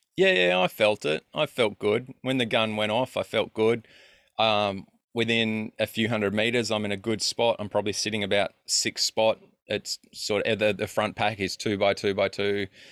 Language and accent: English; Australia; I'm a kid from Australia